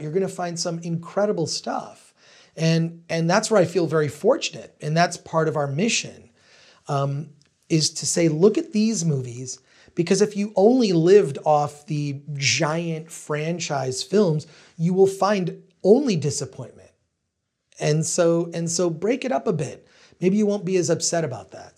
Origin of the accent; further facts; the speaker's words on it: Royal Oak, Michigan, United States; where I grew up in Royal Oak, Michigan